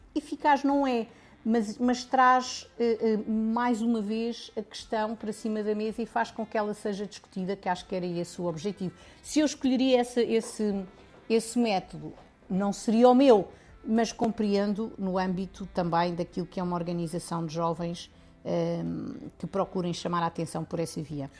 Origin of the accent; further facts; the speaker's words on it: Lisbon, Portugal; also born or lived in Serra da Estrela; nasci em Lisboa, mas a minha família é da Serra da Estrela